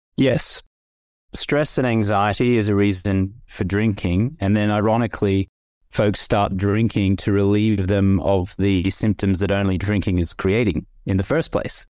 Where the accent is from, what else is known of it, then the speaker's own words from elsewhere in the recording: Australia; I grew up in the Australian culture